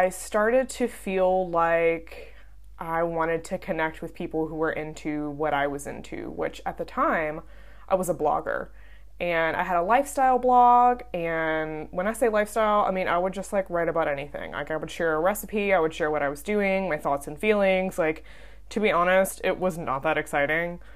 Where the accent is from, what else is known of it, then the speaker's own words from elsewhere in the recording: Southern United States, United States; accent: southern; now in Birmingham, United States; my southern accent